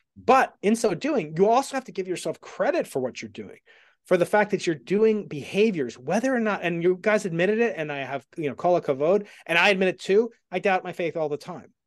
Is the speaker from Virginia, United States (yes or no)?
no; Stony Brook, New York, United States; I'm from, I'm from Stony Brook